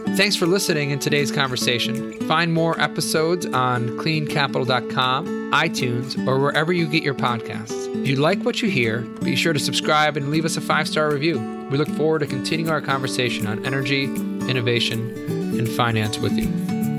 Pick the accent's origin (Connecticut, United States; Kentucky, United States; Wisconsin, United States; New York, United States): New York, United States; Buffalo; moved away; also born or lived in Washington D.C.; I'm from Buffalo originally